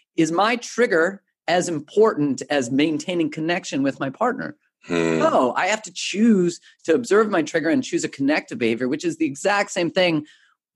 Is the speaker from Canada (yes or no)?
yes; Canada; being Canadian